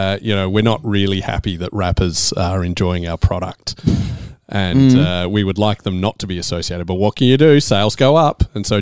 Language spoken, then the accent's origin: English; Melbourne, Victoria, Australia; I grew up in Preston.